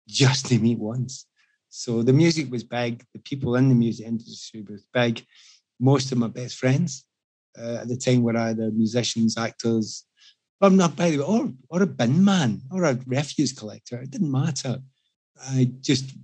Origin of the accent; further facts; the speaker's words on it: Glasgow, Scotland, United Kingdom; moved away as an adult; I come from Glasgow. And we're quite an activist city, quite socialist